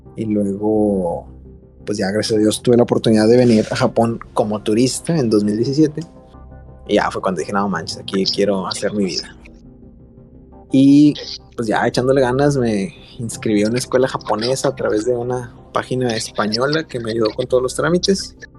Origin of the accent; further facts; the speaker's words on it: Mexico; moved away as an adult; now in Osaka, Japan; nosotros somos mexicanitos